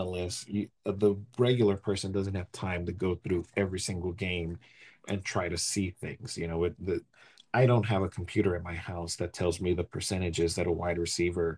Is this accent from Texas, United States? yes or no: yes; Houston, Texas, United States; we're from Houston